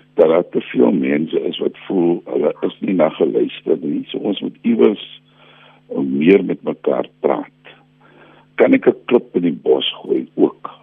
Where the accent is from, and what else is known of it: South Africa